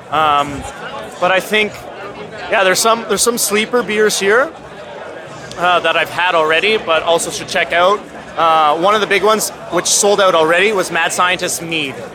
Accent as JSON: {"language": "English", "town": "Hamilton", "region": "Ontario", "country": "Canada", "tie": "born or raised there", "moved": "as an adult", "lives_now": "Maastricht, Netherlands", "said": "Collective Arts from Hamilton. So that's the town I grew up in Canada."}